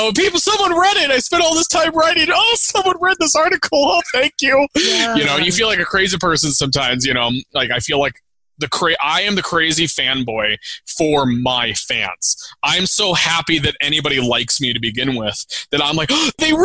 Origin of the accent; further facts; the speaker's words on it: St. Louis, Missouri, United States; moved away; also born or lived in Colorado; I'm from St. Louis, Missouri, and St. Louis, Missouri is a cooking town